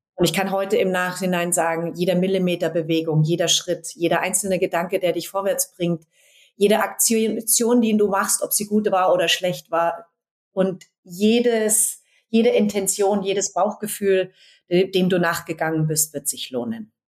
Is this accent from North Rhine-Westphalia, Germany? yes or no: no; Berlin, Germany; hier in Berlin, klar in, meinem Heimat, in meiner Heimatstadt